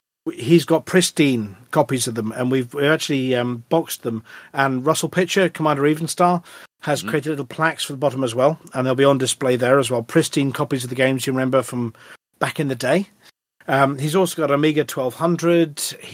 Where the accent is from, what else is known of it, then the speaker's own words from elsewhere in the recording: Wales, United Kingdom; And being Welsh, maybe sheep noises.